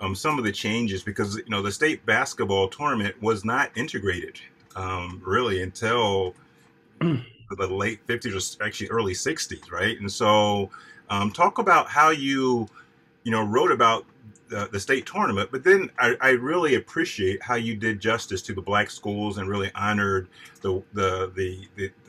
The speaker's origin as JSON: {"language": "English", "town": "Easton", "region": "Maryland", "country": "United States", "tie": "born or raised there", "said": "we're from Easton, that's where I was born, that's where Paul was born"}